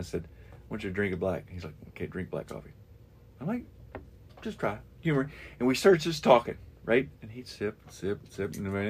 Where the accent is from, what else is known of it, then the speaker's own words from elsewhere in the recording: Shelbyville, Kentucky, United States; also born or lived in Jeffersontown, Kentucky; I grew up in, I mean, I live in J-Town. I grew up in Shelbyville, but mm-hmm. I live in J-Town.